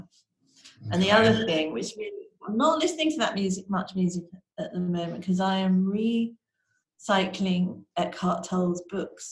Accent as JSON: {"language": "English", "region": "London", "country": "United Kingdom", "tie": "born or raised there", "said": "Here in London, which is where I'm from. I'm a Londoner. I was born in London"}